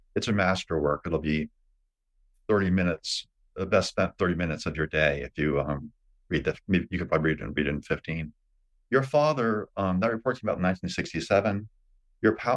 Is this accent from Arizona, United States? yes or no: no; Underhill Center, Vermont, United States; I grew up on Pleasant Valley Road